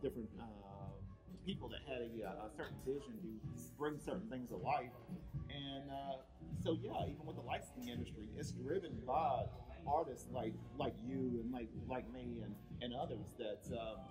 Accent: Cleveland, Tennessee, United States; now in Vista, United States; originally I'm from Cleveland, Tennessee

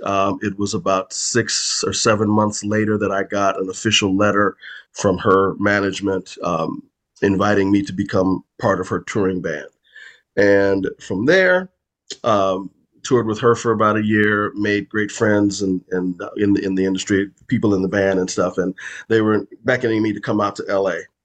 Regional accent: Chicago, Illinois, United States; moved away; also born or lived in Los Angeles; I'm originally from Chicago, and that's where I reside again now

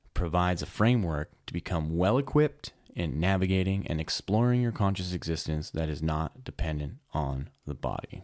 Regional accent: Edmonton, Alberta, Canada; I'm from Edmonton, Alberta. It gets really cold up here

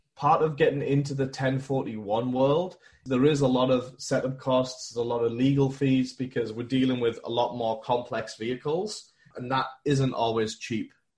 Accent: England, United Kingdom; moved away as an adult; now in United States; born and raised in England. I moved out to America with a big Fortune 500 company

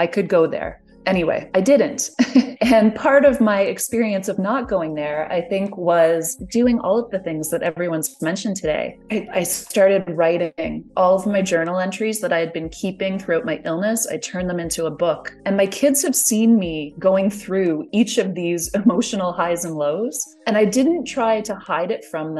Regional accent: Canada; I'm Canadian

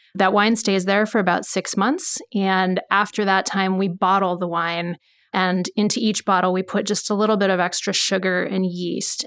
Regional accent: Beaverton, Oregon, United States; also born or lived in California; I grew up in Beaverton, about forty-five minutes from here

